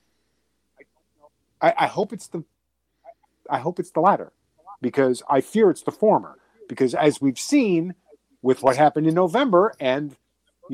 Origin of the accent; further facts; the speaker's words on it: Boston, Massachusetts, United States; accent: Boston; my Boston accent